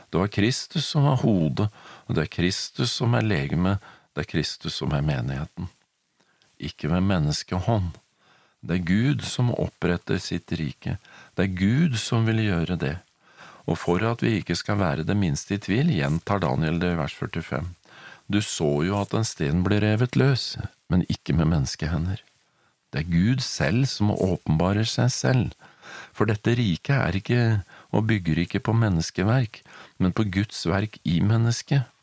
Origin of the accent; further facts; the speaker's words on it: Norway; now in United States; Selv om jeg er i USA, så er jeg norsk. Jeg har norsk pass.